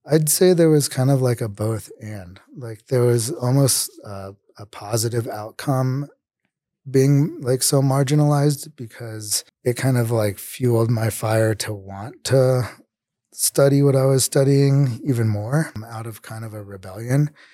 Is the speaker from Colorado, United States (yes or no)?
yes; Denver, Colorado, United States; I'm from here in Denver. I grew up, I, I guess, all around, 'cause, so my parents were, like, divorced when I was probably nine. but I lived, I, I guess I rep Park Hill mostly, so, like, the east side of Denver